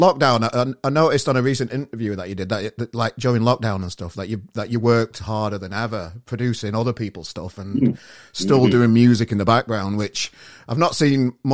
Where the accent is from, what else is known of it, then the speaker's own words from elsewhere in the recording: Sheffield, Yorkshire and the Humber, United Kingdom; now in Manchester, United Kingdom; I'm from Sheffield, obviously, and I live in Manchester now